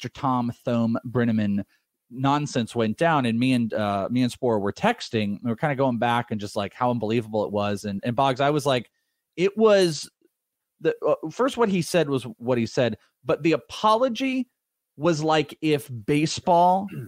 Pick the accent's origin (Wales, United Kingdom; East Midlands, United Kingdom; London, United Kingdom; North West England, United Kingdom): Wales, United Kingdom; now in San Diego, United States; That's …. I am Welsh.